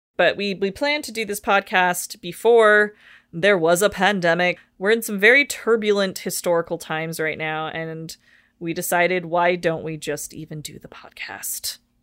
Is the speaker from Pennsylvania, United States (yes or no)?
no; Washington, United States; moved away as an adult; also born or lived in Portland, Oregon; now in Los Angeles, United States; I'm from Washington State